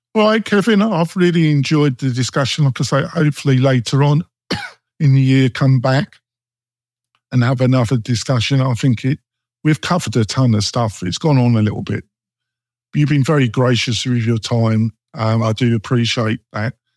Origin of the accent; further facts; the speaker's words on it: England, United Kingdom; moved away; I come from England